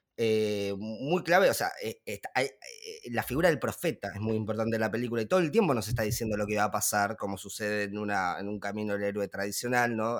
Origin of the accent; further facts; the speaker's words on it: Argentina; nosotros siendo argentinos o de habla hispana